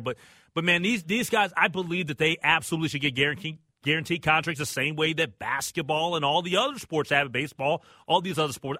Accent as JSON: {"language": "English", "country": "United States", "said": "I'm American"}